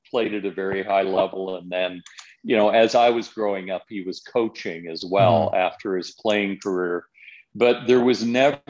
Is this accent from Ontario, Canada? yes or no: no; Calgary, Alberta, Canada; also born or lived in Toronto / Chicago / New York / Vancouver; growing up in Calgary